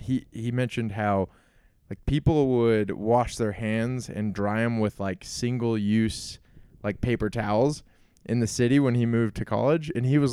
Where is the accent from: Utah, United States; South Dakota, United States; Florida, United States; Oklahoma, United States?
Utah, United States; Herriman; It's like, no, I'm from Salt Lake City. It's like, oh, what, like, where do you live in Salt Lake? It's like, I live in Harriman.